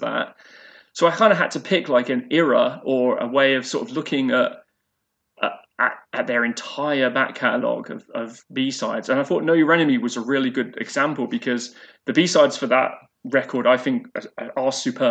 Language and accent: English; Leicester, East Midlands, United Kingdom; moved away as an adult; now in Kingston, Canada; So I grew up in Leicester, in East Midlands. So I lived there from being born all the way up until the age of 31 when I moved to Canada